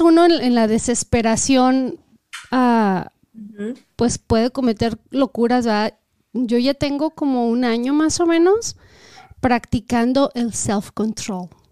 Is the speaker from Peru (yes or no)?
no; Mexico; now in United States; nosotros venimos de México